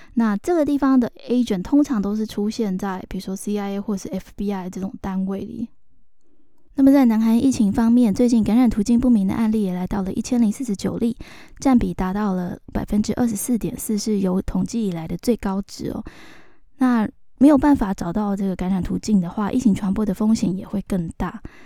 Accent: Taiwan; 我们台湾人常常习惯讲那个A P P哈

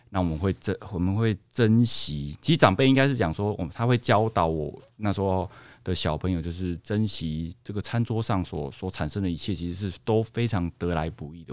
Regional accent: Tainan, Taiwan; 其实因为我是来自于我们一个台湾号称全糖的国度，府城台南

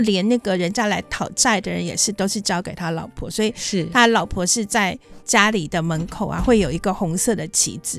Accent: Taiwan; also born or lived in Japan; 我到四岁回台湾，然后就住在中央研究院里，的里面的宿舍

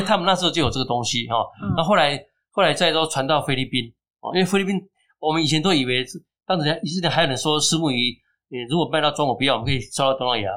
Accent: Keelung, Taiwan; 那也是我家的，住在我家附近哦，所以对我来讲，这是一个，呃，我， 呃，乡里的历史，同时也是基隆的历史

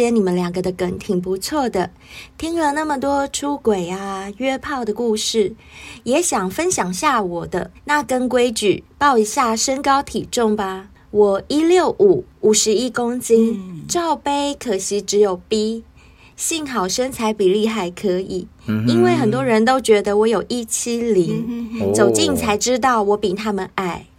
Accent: Taiwan; 像我们台湾人讲交往

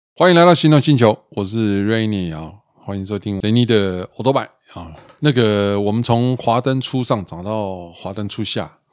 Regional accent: Zijiang Tunnel, Taipei, Taiwan; 我从小到大在自强隧道长大

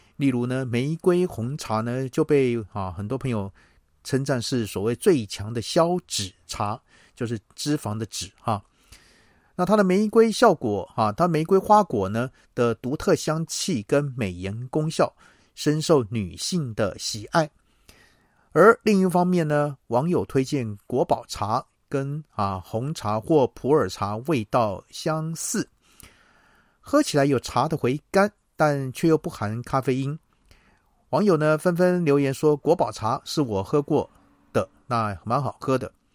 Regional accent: Taiwan; 我们台湾人爱喝茶

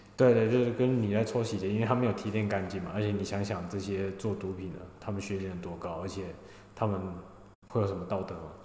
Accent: Taiwan; moved away as an adult; now in Australia; 我是来自台湾的

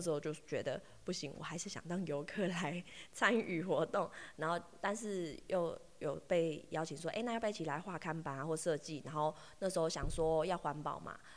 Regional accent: Taoyuan, Taiwan; moved away as an adult; also born or lived in Ruisui, Hualien / Fuli, Hualien; now in Taitung, Taiwan; 我是桃园来的

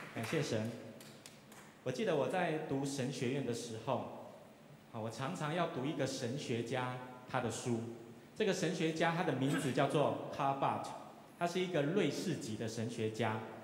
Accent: Taiwan; 我们都是台湾人

